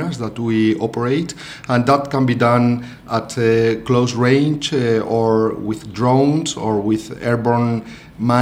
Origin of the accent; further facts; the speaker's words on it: Spain; moved away as an adult; now in Melbourne, Australia; I'm originally from Spain. I arrived here in Australia and started working at the University of Melbourne 1 year ago.